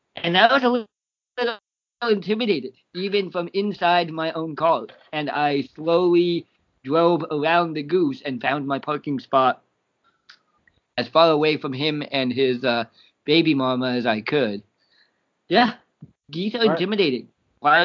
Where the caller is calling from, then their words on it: Champaign, Illinois, United States; I'm broadcasting from Champaign, Illinois.